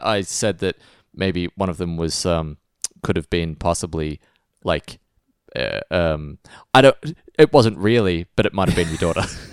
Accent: Australia; we're a land of fighters

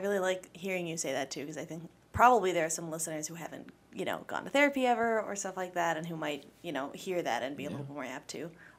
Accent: Midwest, United States; we're both very clearly products of growing up in the Midwest

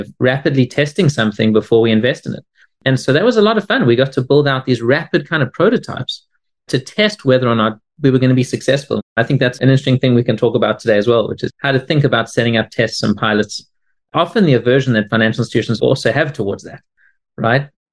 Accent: South Africa; now in Boston, United States; I'm originally from South Africa, although I now live in Boston

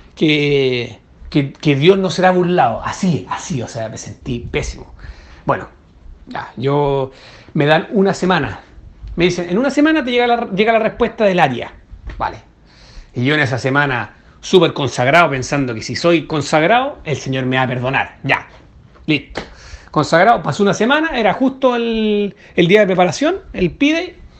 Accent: Chile; soy de Chile

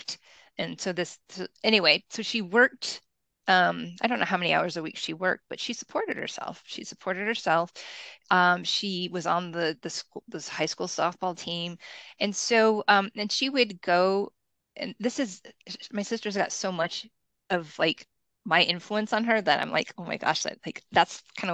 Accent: Kalamazoo, Michigan, United States; moved away; also born or lived in San Francisco; I grew up in Kalamazoo, which is equidistant between Chicago and Detroit

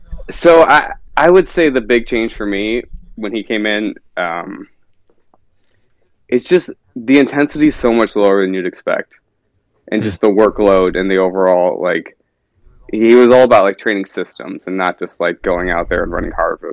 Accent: Naperville, Illinois, United States; now in Minnesota, United States; Grew up in Chicago area, Naperville, if you know the town.

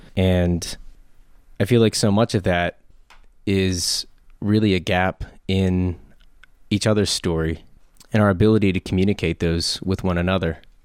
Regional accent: Harrisburg, Pennsylvania, United States; I'm from Harrisburg, born and raised.

